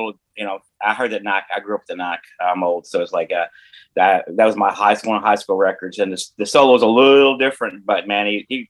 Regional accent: Kentucky, United States; I grew up in the Kentucky barbecue part

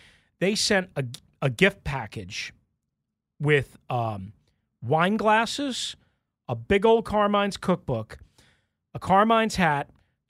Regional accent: New York, United States; accent: New York; like, I'm from New York. I have a thick accent at times

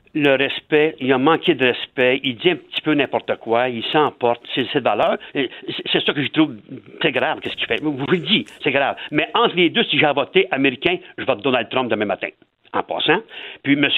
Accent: Quebec, Canada; also born or lived in Louiseville, Quebec; on est Québécois

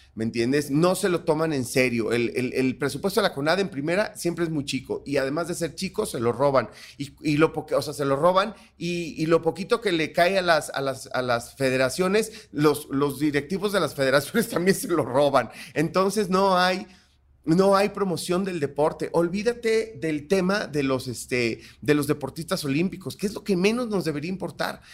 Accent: Cosamaloapan, Veracruz, Mexico; yo soy negro, pero soy de Cosamaloapan, Veracruz

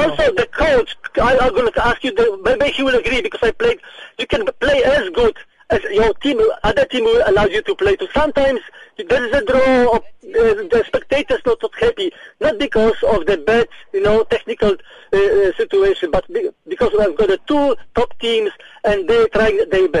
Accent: Cape Town, Western Cape, South Africa; I'm from Cape Town

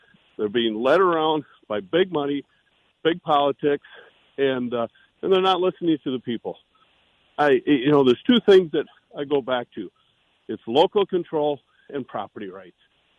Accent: South Dakota, United States; as a South Dakotan, as an American

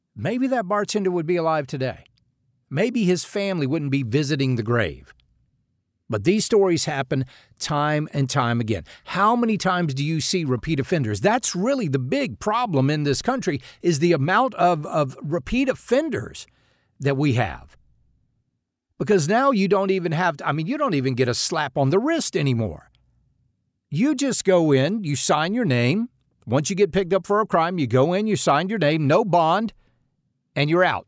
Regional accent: United States; we as American citizens

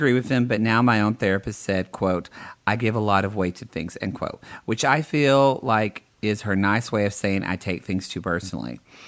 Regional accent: the South, United States; I'm from the South, so yeah. I can say that. But no, because not all Southern people are dumb.

